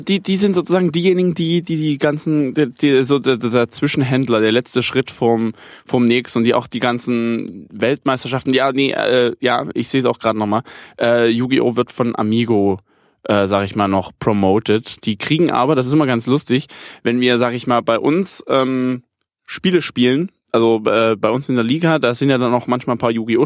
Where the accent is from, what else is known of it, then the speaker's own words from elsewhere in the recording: Germany; bei uns in Deutschland